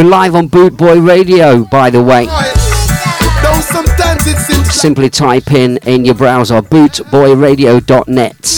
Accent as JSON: {"language": "English", "town": "Leicester", "region": "East Midlands", "country": "United Kingdom", "tie": "born or raised there", "said": "my hometown, Leicester Town"}